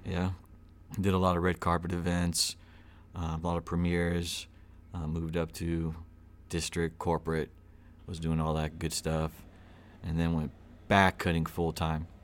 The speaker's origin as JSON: {"language": "English", "town": "Little Rock", "region": "Arkansas", "country": "United States", "tie": "born or raised there", "also_born_or_lived": "Los Angeles, California / Glendale, California / Pasadena, California", "moved": "yes", "lives_now": "Bryant, United States", "said": "I was born in Little Rock. I'm a true niner, Southwest. Uh, grew up in, uh, off of Maple Bluff"}